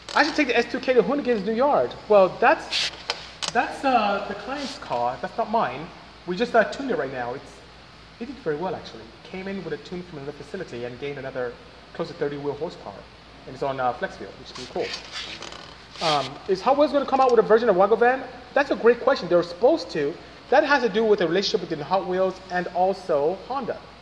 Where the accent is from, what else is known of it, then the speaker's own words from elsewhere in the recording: Nigeria; first language Igbo; English is a second language; moved away; I'm from Nigeria, West Africa.